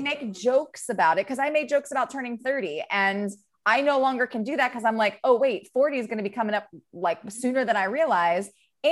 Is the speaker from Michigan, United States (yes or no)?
no; Maryland, United States; also born or lived in New York; now in California, United States; I'm from Maryland.